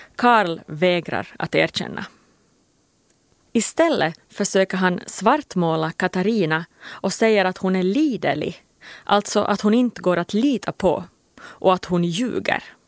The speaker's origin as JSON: {"language": "Swedish", "country": "Finland", "tie": "born or raised there", "said": "min hemby Pirelö"}